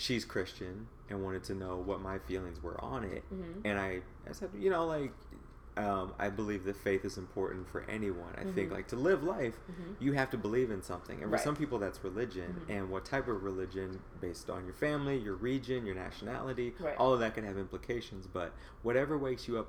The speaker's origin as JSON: {"language": "English", "region": "Midwest", "country": "United States", "tie": "born or raised there", "said": "Growing up in the Midwest"}